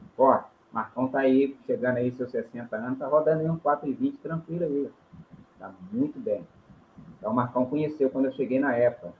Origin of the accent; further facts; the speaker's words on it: João Monlevade, Minas Gerais, Brazil; moved away as an adult; now in Espírito Santo, Brazil; venho da cidade de João Levade, aí, Minas Gerais